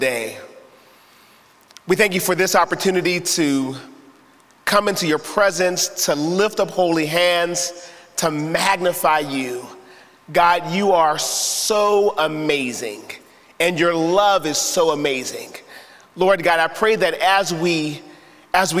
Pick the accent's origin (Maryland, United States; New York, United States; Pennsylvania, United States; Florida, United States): Pennsylvania, United States; Pittsburgh; I was born and raised in Pittsburgh and not in the best of neighborhoods